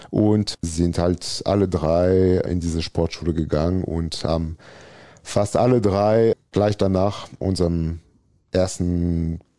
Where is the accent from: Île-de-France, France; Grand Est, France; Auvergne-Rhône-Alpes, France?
Auvergne-Rhône-Alpes, France; Valence; German is a second language; Also, als ich groß gewachsen bin, bin ich mal im Süden von Valence, da wo ich geboren bin.